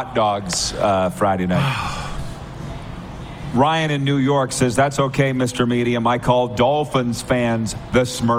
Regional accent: Saskatchewan, Canada; I'm from Saskatchewan

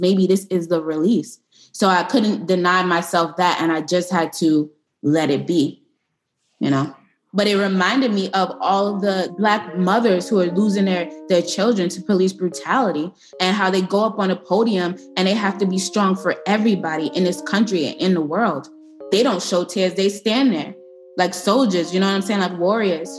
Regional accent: New York City, New York, United States; I'm from East New York and I went to high school in Brownsville

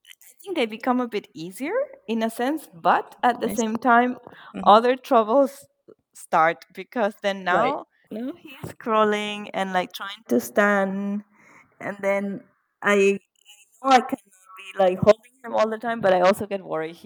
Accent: Venezuela; now in Germany; I'm from Venezuela and I'm currently living in Germany.

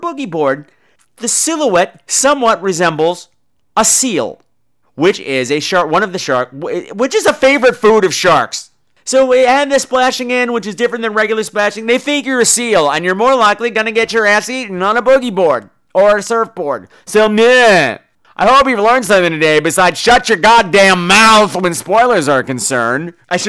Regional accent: Long Island, New York, United States; I grew up on the ocean. I grew up on Long Island. The beach was right there.

